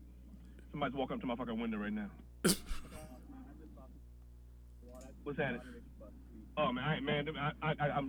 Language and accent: English; New York City, New York, United States; also born or lived in Harlem, New York / Silver Spring, Maryland; now in New York City, United States; I'm from Queens, New York